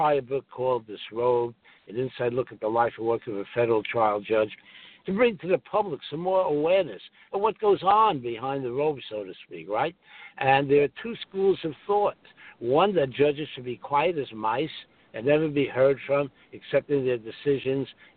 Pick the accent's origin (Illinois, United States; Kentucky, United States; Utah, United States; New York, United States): New York, United States; New York City; I'm from Brooklyn, so I talk fast